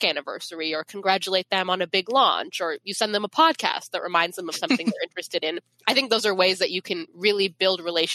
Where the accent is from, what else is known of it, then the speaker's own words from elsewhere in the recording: Federal Way, Washington, United States; I grew up in Federal Way, which is like 30 minutes south of Seattle